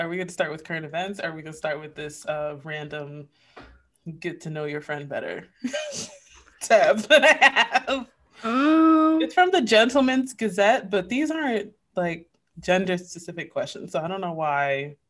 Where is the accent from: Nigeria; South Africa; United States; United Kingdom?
United States; New York; I'm a New Yorker.